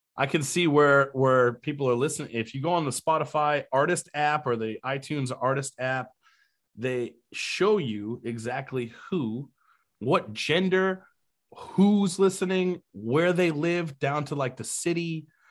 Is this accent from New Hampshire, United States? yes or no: yes; New Hampshire, United States; also born or lived in Key West, Florida; now in Charleston, United States; I grew up in New Hampshire.